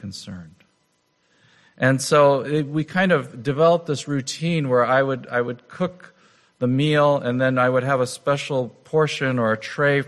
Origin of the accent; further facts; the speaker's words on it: United States; being an American